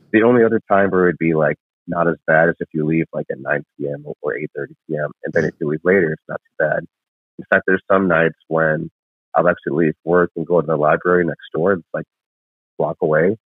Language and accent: English; northern Illinois by Chicago, United States; moved away as an adult; also born or lived in Lima, Peru / Las Vegas; now in Los Angeles, United States; I grew up in northern Illinois by Chicago